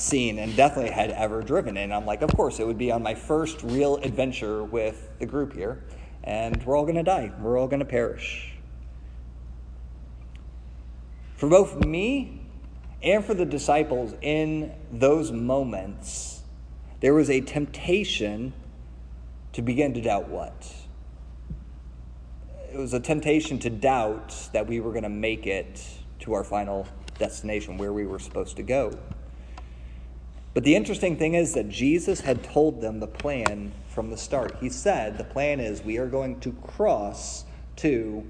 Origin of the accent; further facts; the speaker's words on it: Midwest, United States; I grew up in the Midwest